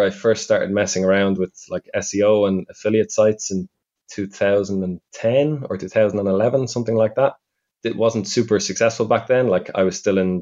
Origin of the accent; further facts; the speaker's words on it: Ireland; now in Budapest, Hungary; I'm from Ireland, although currently living in Budapest.